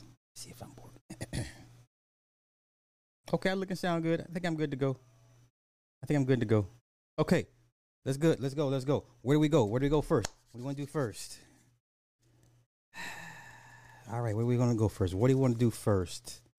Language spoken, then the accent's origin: English; Texas, United States; Damn, I'm from Texas. I never heard of him either.